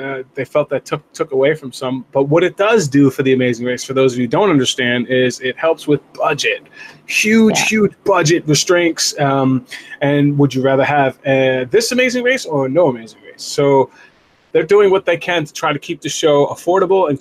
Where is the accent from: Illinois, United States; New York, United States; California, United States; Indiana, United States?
New York, United States; New York City; I grew up in the Bronx